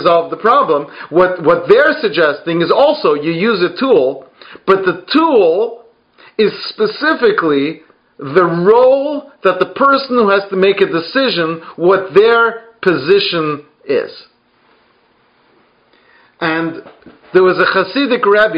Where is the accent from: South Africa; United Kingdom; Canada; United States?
United Kingdom; I'm British